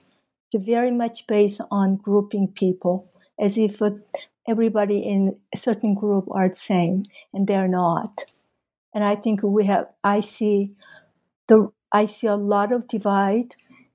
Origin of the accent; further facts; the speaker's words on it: Mexico City, Mexico; You know, I guess I came from Mexico City, where I attended the American high school for 4 years. And that was in late 60s, early 70s.